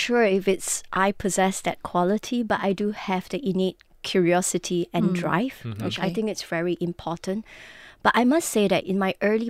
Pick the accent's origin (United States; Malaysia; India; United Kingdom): Malaysia; Penang; So I am Malaysian Chinese. I grew up in Penang, in a little town in the Heartlands.